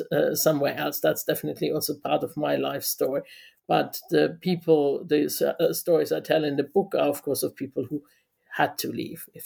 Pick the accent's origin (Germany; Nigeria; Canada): Germany; moved away as an adult; also born or lived in London; now in Aberystwyth, United Kingdom; I was born in West Germany in 1968, and I lived in Germany for 20 years, going to school, you know, living with my parents in West Germany